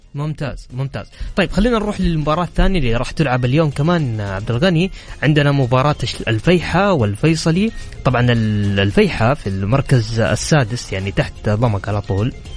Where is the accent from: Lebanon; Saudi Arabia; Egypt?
Saudi Arabia